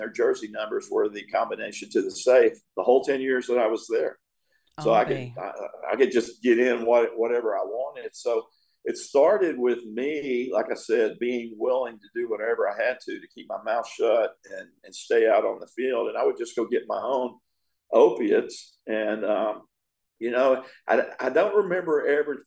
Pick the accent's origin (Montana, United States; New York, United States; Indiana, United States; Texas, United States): Texas, United States; East; moved away as an adult; also born or lived in Tampa Bay, Florida; I was a kid from East Texas.